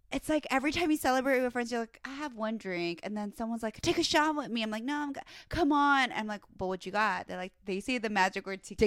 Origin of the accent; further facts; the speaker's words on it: Virginia, United States; moved away; my hometown, Virginia.